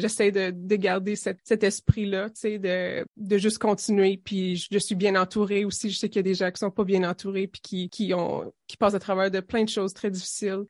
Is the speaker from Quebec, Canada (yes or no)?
no; Timmins, Ontario, Canada; moved away; je suis originaire de Témine en Ontario du Nord